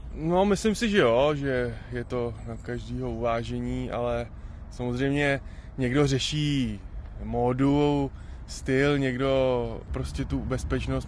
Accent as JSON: {"language": "Czech", "region": "Šumava", "country": "Czechia", "said": "u nás doma na Šumavě"}